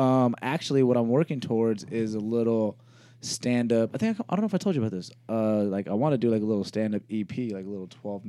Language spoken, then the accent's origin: English; Albuquerque, New Mexico, United States; I'm originally from Albuquerque, New Mexico.